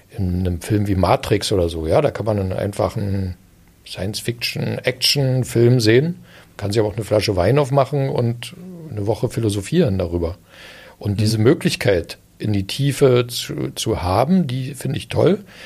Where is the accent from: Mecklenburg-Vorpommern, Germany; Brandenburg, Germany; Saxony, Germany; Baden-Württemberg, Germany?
Brandenburg, Germany; Eisenhüttenstadt; ich bin ja in Eisenhüttenstadt groß geworden